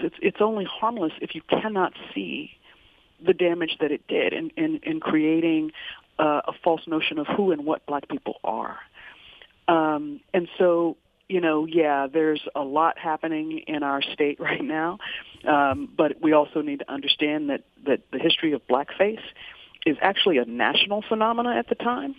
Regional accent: Virginia, United States; also born or lived in Detroit; now in Richmond, United States; having grown up in Virginia

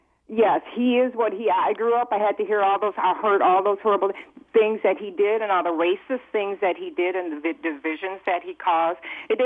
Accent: Detroit, Michigan, United States; I grew up in Detroit, so I grew up hearing everything

